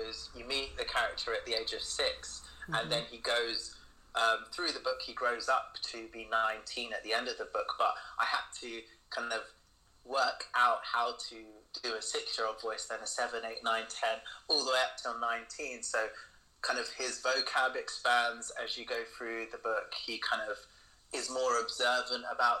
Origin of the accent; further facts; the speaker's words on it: London, United Kingdom; moved away as an adult; now in Glasgow, United Kingdom; I'm originally from London, but I moved for love.